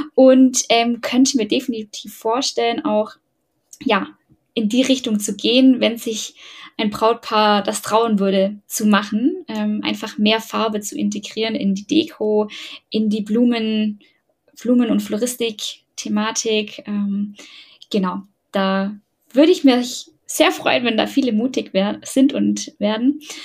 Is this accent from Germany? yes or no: yes; Ulm, Baden-Württemberg, Germany; ich komme aus Ulm